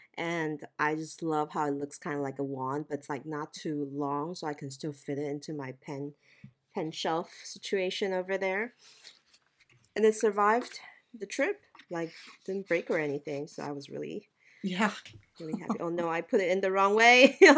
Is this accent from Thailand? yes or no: yes; Thailand; now in United States; You know, I grew up in Thailand, so Hanging Rice and Mango just gives me like mango sticky rice vibes.